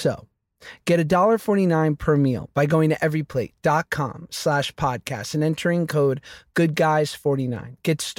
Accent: New York, United States; We're two Jews from New York.

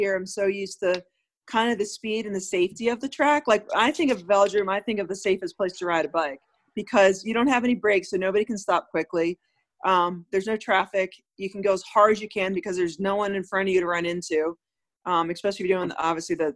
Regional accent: Delaware, United States; I'm from Delaware

